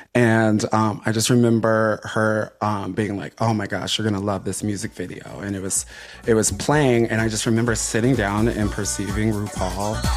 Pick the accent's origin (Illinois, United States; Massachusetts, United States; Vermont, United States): Illinois, United States; Chicago; connects me to my roots, not only as, like, a queer person, but also as, like, a Black person, uh, as a Chicagoan